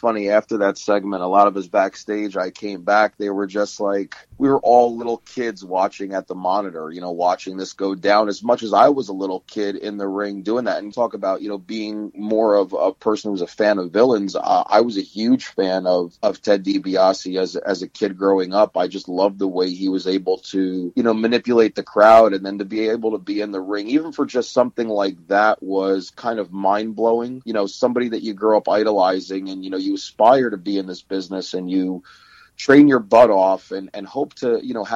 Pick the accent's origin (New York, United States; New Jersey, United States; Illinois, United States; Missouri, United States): New Jersey, United States; living in the East Coast, New Jersey area, and being so close to Madison Square Garden, Nassau Coliseum, the Meadowlands. Yeah. I was very fortunate enough to have really awesome parents that took me to as many events as they could when I was a kid